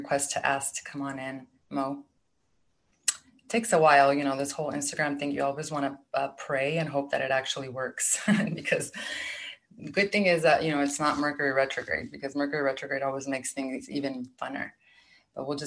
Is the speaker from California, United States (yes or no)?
yes; California, United States; moved away as an adult; now in Arizona, United States; I'm actually from California, but I moved to Arizona back in 2001. So I'm not from there anymore